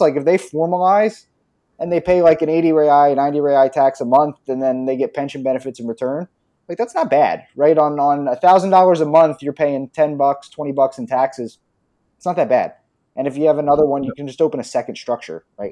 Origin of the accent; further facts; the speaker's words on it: outside Philadelphia, Pennsylvania, United States; moved away as an adult; now in Brazil; I grew up outside of Philadelphia